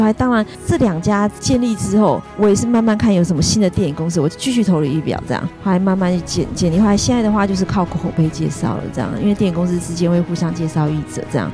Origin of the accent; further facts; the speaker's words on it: Taiwan; 我们台湾人